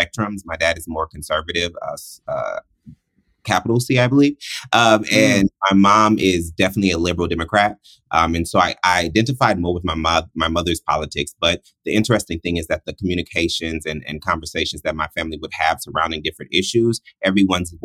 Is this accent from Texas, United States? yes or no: yes; Houston, Texas, United States; I was born in Houston, Texas